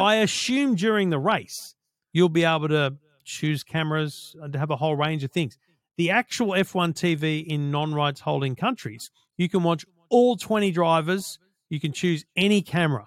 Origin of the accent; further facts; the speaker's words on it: Australia; we're Australian